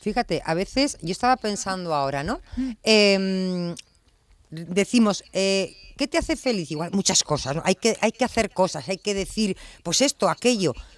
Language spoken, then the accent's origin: Spanish; Spain; nosotros, como ciudadanos españoles